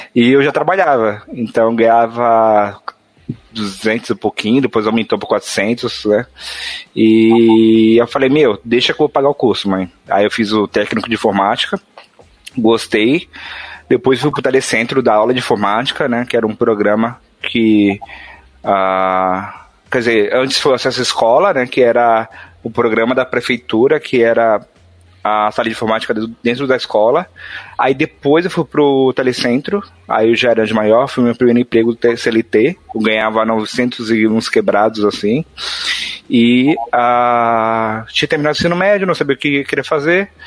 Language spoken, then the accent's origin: Portuguese; São Paulo, Brazil; accent: mixed São Paulo and Northeastern; sou de São Paulo, mas meus pais são do Nordeste, do Nordeste, então tem um sotaque, eu falo ti, falo tu, falo você, então é uma mistureba